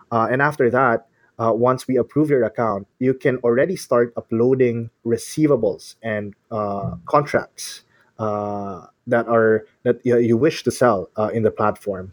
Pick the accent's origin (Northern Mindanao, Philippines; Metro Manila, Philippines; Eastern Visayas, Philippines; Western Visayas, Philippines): Metro Manila, Philippines; Manila; I'm from the Philippines. Uh, I grew up in Manila.